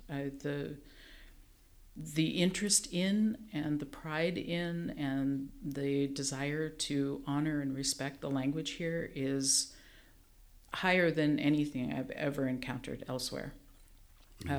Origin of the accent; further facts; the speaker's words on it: Nebraska, United States; growing up in Nebraska